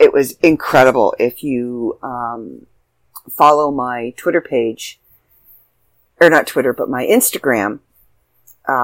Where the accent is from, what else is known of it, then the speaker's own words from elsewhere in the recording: Canada; we're Canadian